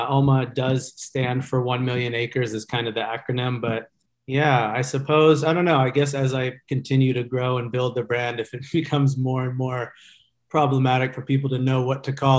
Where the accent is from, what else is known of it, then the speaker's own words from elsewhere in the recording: Georgia, United States; moved away as an adult; now in Orange County, United States; I grew up in Georgia though, and came out here about 20 years ago.